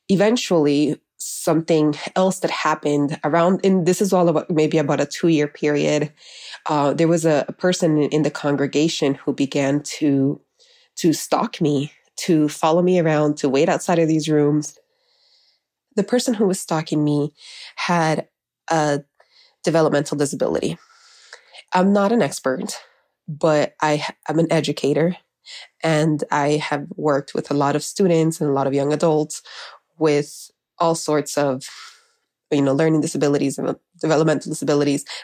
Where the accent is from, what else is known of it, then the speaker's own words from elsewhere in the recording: Miami, Florida, United States; also born or lived in Honduras; I am from Honduras. I was raised in Miami, and growing up, I called my parents Mama and Papa.